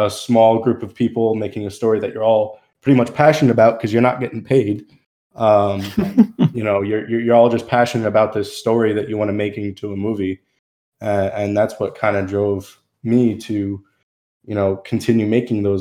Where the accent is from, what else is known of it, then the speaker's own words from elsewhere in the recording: New Jersey, United States; now in Tennessee, United States; Central Jersey.